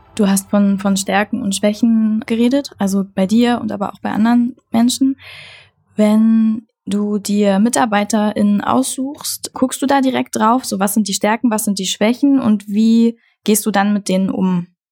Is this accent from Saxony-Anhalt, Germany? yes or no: yes; Saxony-Anhalt, Germany; moved away as an adult; also born or lived in Berlin; Aus Sachsen-Anhalt